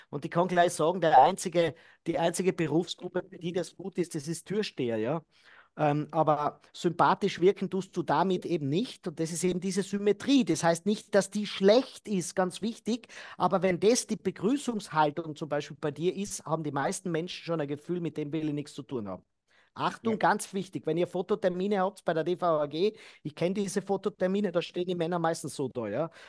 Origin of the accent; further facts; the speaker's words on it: Austria; in Deutschland wird ja da auch in meiner Heimat, in Österreich wird immer wieder gesagt